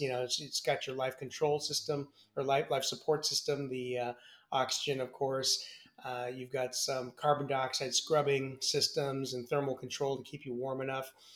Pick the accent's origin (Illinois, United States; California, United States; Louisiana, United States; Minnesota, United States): California, United States; San Francisco Bay Area; also born or lived in Milwaukee, Wisconsin / Wichita, Kansas; I grew up in the San Francisco Bay Area